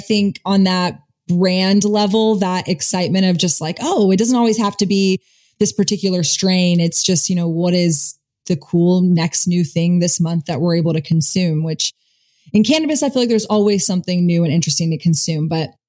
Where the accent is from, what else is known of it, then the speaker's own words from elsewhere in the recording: Austin, Texas, United States; like as a Texan, as an Austinite, I've had the pleasure of getting to go to Luck and getting to go to Luck Reunion.